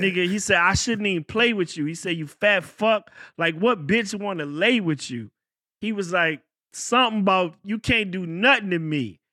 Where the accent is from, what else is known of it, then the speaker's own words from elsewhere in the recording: Virginia, United States; I'm from Virginia.